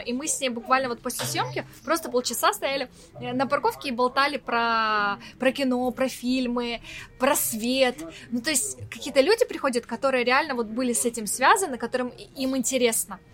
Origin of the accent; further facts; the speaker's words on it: Ukraine; accent: Ukrainian-influenced; Мне вообще много словечек таких, наверное, каких-то украинских. И мне кажется, у меня говор вообще такой чуть-чуть другой